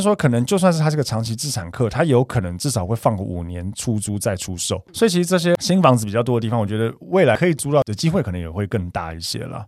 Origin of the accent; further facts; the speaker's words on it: Taiwan; 我们台湾这边